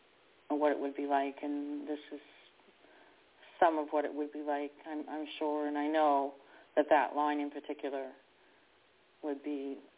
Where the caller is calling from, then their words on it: Canada; I'm calling from Canada.